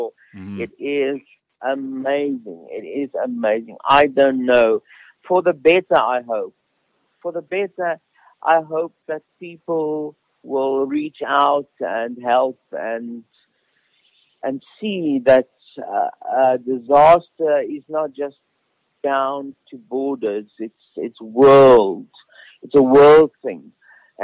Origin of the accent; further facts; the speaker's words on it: Pretoria, Gauteng, South Africa; moved away; we are in Pretoria, of all places. I've gone back to my hometown